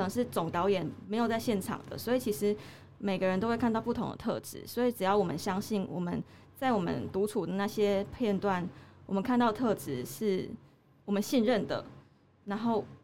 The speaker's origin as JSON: {"language": "Chinese", "region": "Tainan", "country": "Taiwan", "also_born_or_lived": "Taipei", "moved": "yes", "lives_now": "Chiayi, Taiwan", "said": "我是台南人，南部的人嘛"}